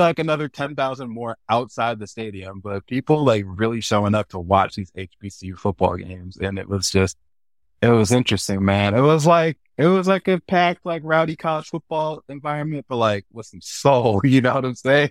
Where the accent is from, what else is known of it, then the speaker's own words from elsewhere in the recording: Boston, Massachusetts, United States; Black, Bostonian, born and raised, Boston Public Schools product